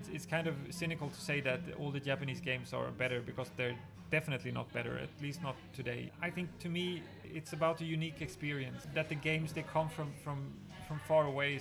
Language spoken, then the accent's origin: English; Sweden; I grew up in Sweden